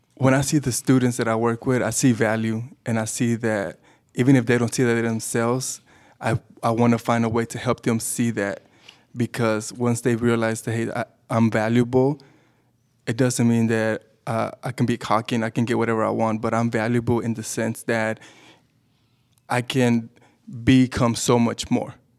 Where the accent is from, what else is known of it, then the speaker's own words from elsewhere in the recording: Dallas, Texas, United States; also born or lived in Mexico; I was actually born in Mexico, but I grew up in Dallas, Texas.